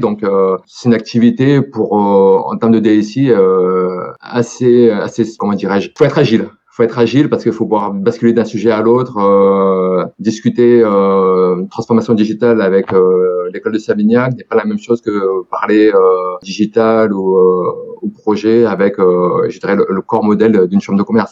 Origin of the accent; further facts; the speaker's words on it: Périgueux, Nouvelle-Aquitaine, France; j'ai 44 ans, je suis euh, de Périgueux depuis pas mal d'années, à peu près 38 ans